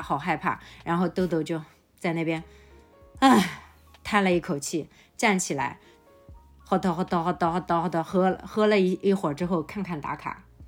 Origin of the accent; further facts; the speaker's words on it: Changzhou, Jiangsu, China; 我们常州这边